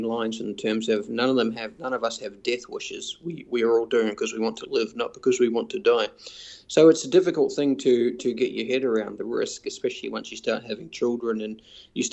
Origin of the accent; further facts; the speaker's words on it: New Zealand; moved away as an adult; now in Singapore; I'm originally from New Zealand